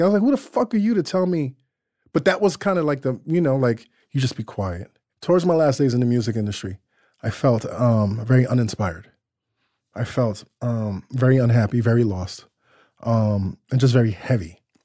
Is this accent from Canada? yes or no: no; New York City, New York, United States; I grew up in Crown Heights, the Crown Heights section of Brooklyn